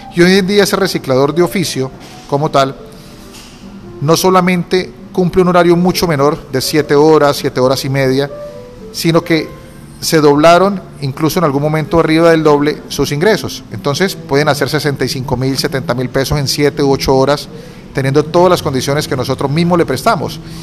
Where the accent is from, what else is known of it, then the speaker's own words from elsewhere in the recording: Cúcuta, Norte de Santander, Colombia; soy cocuteño, tengo 40 años. En mi niñez estudié en el Colegio Domingo Sabio